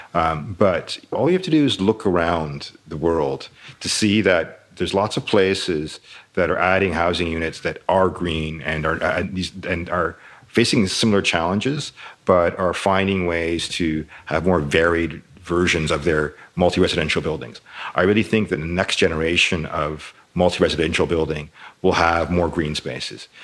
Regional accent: Toronto, Ontario, Canada; I grew up in Toronto

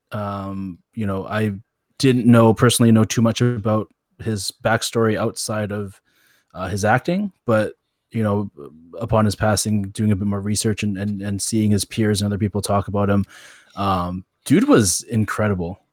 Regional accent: Canada; being Canadian

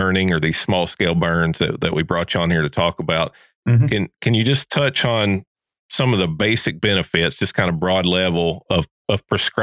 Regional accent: Kentucky, United States; now in Georgia, United States; I'm originally from Kentucky

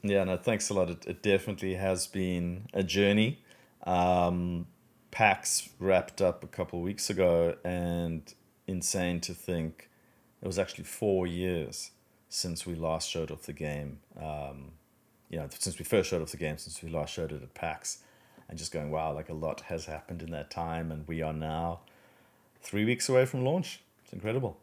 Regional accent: South Africa; moved away as an adult; now in Australia; I'm originally from South Africa.

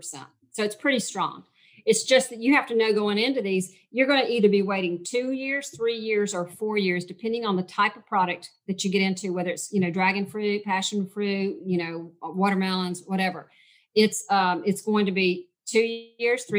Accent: Georgia, United States; I am from Georgia

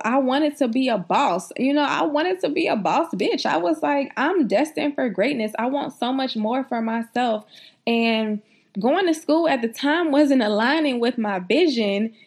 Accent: South Carolina, United States; I'm from South Carolina

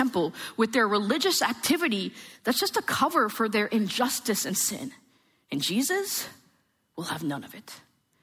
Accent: New Jersey, United States; I am from New Jersey.

